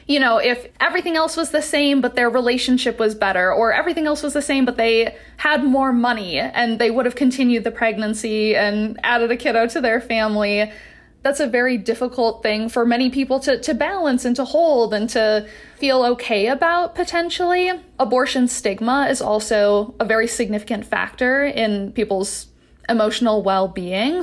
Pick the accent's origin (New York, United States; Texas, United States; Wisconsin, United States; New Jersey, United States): Wisconsin, United States; now in Utah, United States; I'm from Wisconsin originally